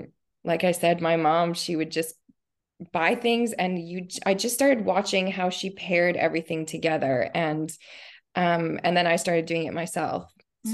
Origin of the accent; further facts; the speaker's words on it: Nova Scotia, Canada; also born or lived in Ontario; So I was born in just outside of Toronto, Ontario, in Canada, and lived there until I was, I think it was like grade six. And then as a family, we moved to Nova Scotia, which is like far east.